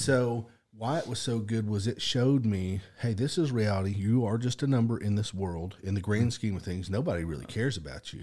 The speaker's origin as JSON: {"language": "English", "town": "Stilwell", "region": "Oklahoma", "country": "United States", "tie": "born or raised there", "said": "I grew up, uh, in Adair County, Oklahoma."}